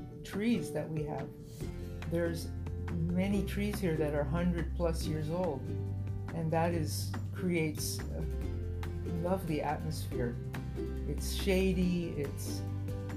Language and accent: English; Miami, Florida, United States; also born or lived in Oakland, California; when I grew up here in Miami, I used to lay under a tree in my front yard